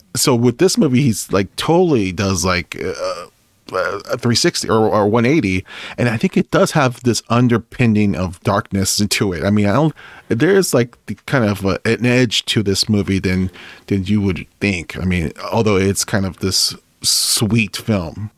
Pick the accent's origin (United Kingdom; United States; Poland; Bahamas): United States; California; we're from, from West Coast, we're from California